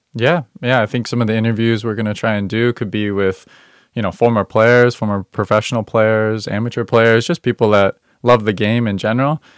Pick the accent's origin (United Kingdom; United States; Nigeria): United States; Northern Virginia; I grew up in Northern Virginia